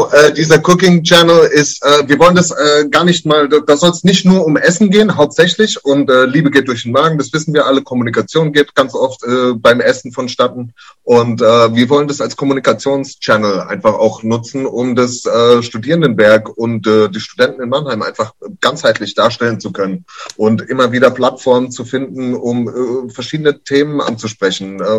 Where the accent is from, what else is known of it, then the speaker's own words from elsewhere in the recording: United States; German is a second language; lustigerweise, ich als Amerikaner bin eigentlich gegen äh, Anglizismen.